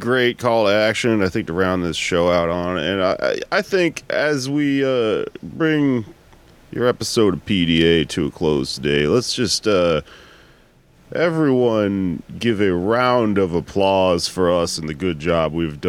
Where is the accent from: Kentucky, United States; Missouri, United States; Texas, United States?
Texas, United States; Houston; Come on out if you're in Houston, in my hometown.